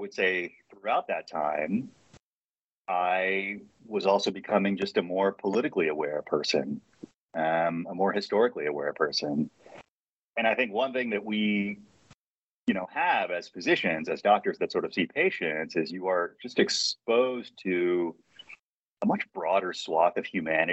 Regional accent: North Carolina, United States; moved away; also born or lived in New York City / Colorado / Oregon; I'm from North Carolina originally

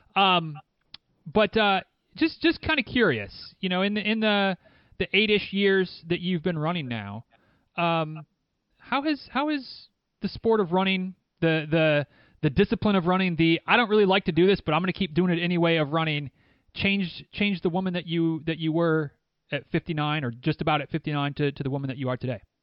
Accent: Northern Michigan, United States; moved away; I am very much from Northern Michigan

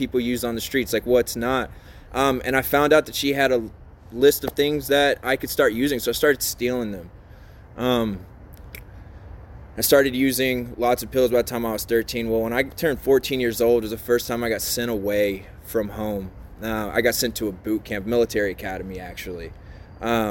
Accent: between New Orleans and Baton Rouge, Louisiana, United States; moved away; also born or lived in Mississippi; I grew up in the South between New Orleans and Baton Rouge, mostly a little bit of time in Mississippi

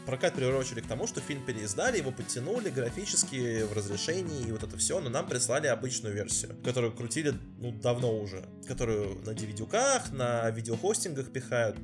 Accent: Moscow, Russia; moved away; я бывший москвич

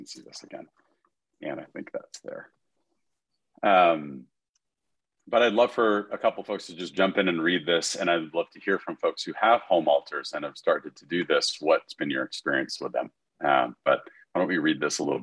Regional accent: New York City, New York, United States; New York City

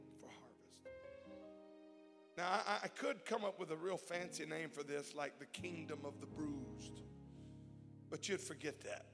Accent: South Louisiana, United States; now in California, United States; I live in California, but I grew up in Louisiana

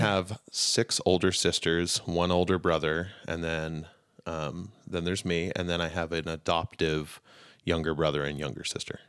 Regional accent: Utah, United States; I grew up mostly in Utah

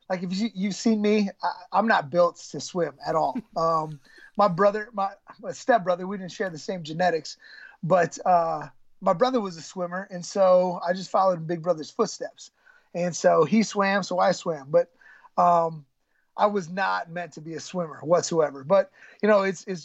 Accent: Michigan, United States; I'm growing up in Michigan

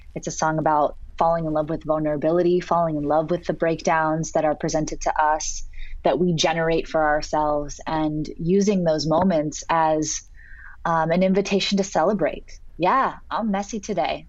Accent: Santa Cruz, California, United States; moved away as an adult; now in Los Angeles, United States; growing up in Santa Cruz as a little surfer girl

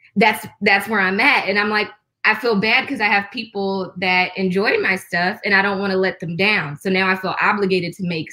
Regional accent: Detroit, Michigan, United States; I'm from Detroit.

